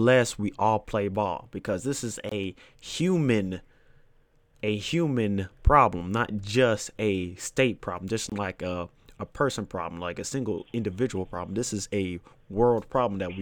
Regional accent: Florida, United States; I'm a Floridian. Like, you know, I was born in Florida

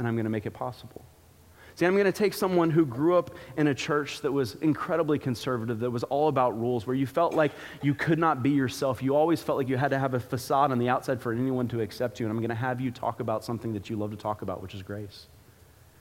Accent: Florida, United States; growing up in Florida, you don't exactly get to see seasons

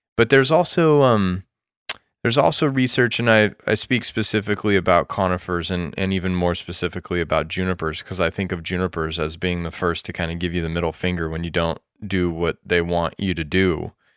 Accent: United States; also born or lived in Japan; being an American

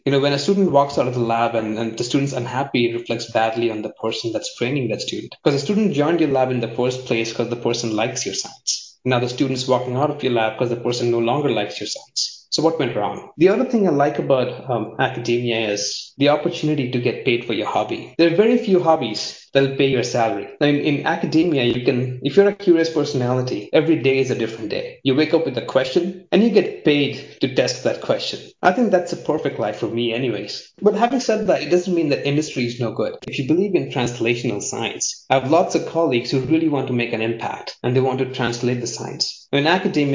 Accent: India; moved away as an adult; also born or lived in Sydney, Australia / Berlin, Germany / Canada / United States; growing up in India

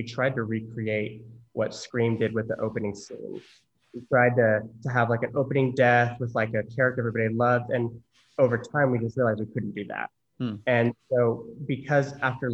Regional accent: Norman, Oklahoma, United States; moved away as an adult; also born or lived in Los Angeles, California; I grew up in Norman, Oklahoma, which is home of the Sooners

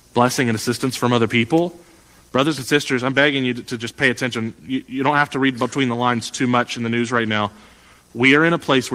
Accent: United States; as an American

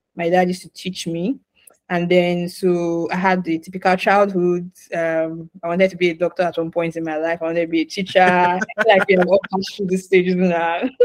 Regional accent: Nigeria; moved away as an adult; also born or lived in Ghana; I'm originally from Nigeria.

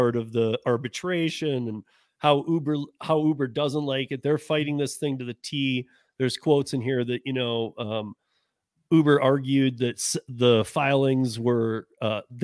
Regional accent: Michigan, United States; now in Colorado, United States; I grew up in Michigan, not here in Colorado

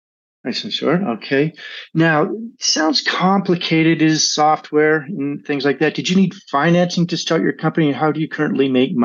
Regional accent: Vancouver, British Columbia, Canada; A fellow Vancouverite, born and raised.

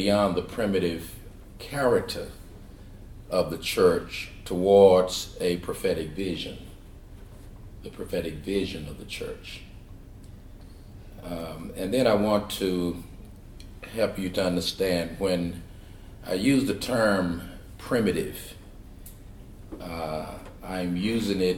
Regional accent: Shawnee, Oklahoma, United States; moved away; also born or lived in California; I'm from Oklahoma, a little place 38 miles southeast of Oklahoma City called Shawnee, raised in a small church there

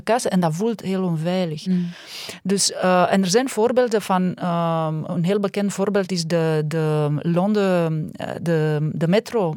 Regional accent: Romania; now in Belgium; ik kom uit Roemenië

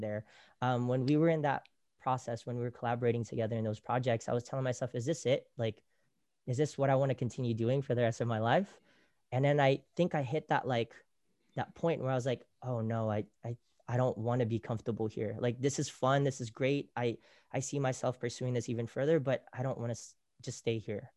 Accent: Bay Area, California, United States; moved away as an adult; also born or lived in Philippines; now in Los Angeles, United States; living in the Bay Area, growing up in the Bay Area, we love the culture

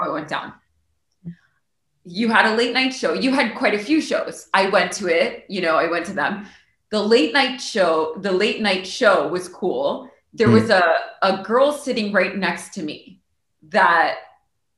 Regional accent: Miami, Florida, United States; also born or lived in New York; I was born in New York, but raised in Miami

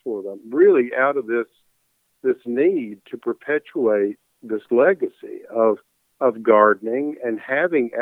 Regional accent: United States; also born or lived in England; stomping around as a kid in Warren County

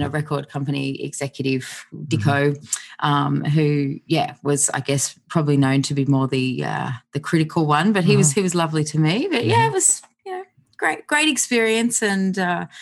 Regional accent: outside Canberra, New South Wales, Australia; I grew up on a property outside of Canberra

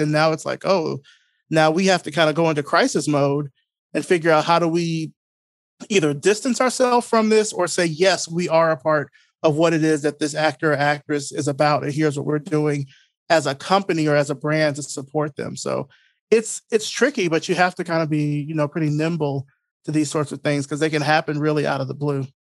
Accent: Selma, Alabama, United States; moved away as an adult; now in Atlanta, United States; I grew up originally in Selma, Alabama, um, but I've been here in Atlanta now for a little over twenty years now

